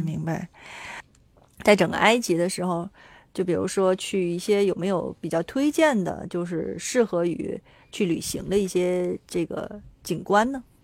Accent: China; 这就是我们中国人的思路

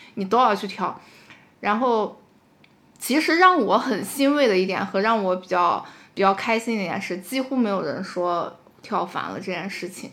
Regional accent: China; 因为其实我们中国人的教育里很少会有死亡教育

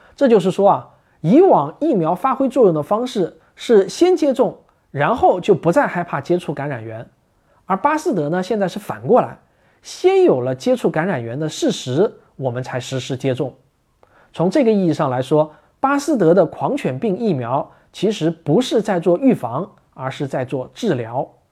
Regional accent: China; 我们中国人

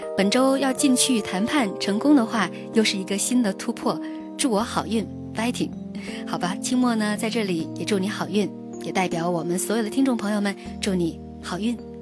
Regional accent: China; 我们中国人在心目当中有一种特别强烈的要出人头地的感觉

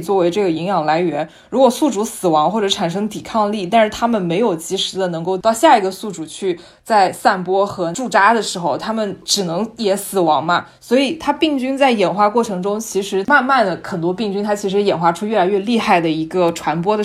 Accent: Yunnan, China; 因为我们云南不是有很多蘑菇嘛

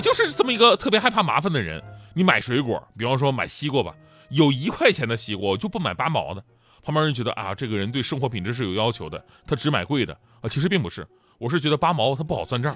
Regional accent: Changchun, Jilin, China; 因为我们家是长春的嘛

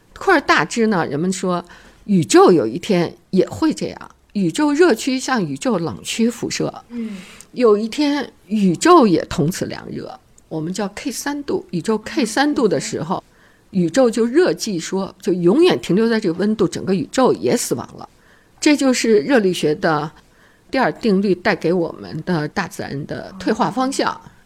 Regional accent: China; 那我们中国人的创新是根本的创新

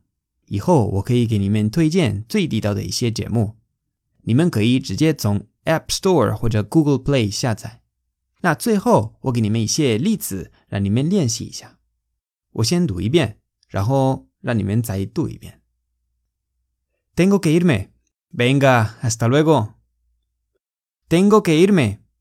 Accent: Spain; Chinese is a second language; 我们西班牙人会怎么发音呢？

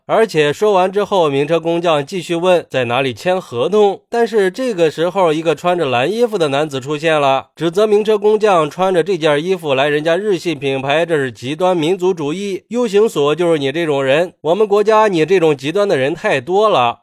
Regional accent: China; 作为一个中国人

